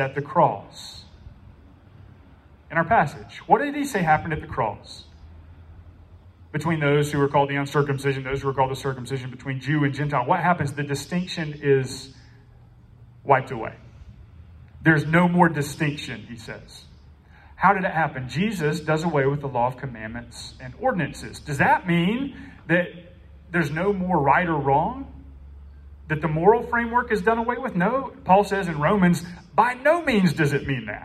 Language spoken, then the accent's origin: English; Newland, North Carolina, United States; I'm from Newland, which means that I don't live on 3 Mile like Andrew.